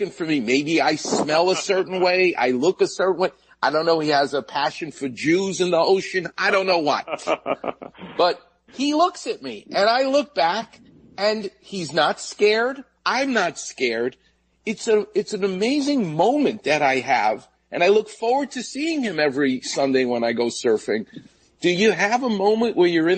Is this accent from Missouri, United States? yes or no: no; New York, United States; now in Los Angeles, United States; I grew up on Jamaica Bay, where the jets and planes would land at JFK